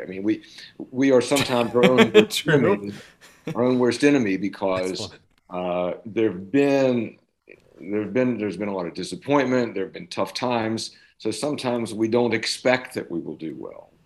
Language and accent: English; Jefferson County, West Virginia, United States; I'm from, Jefferson County